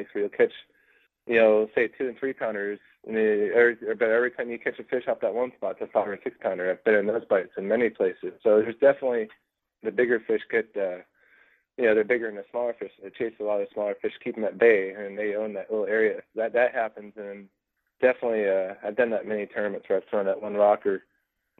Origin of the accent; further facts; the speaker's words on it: California, United States; where I grew up in California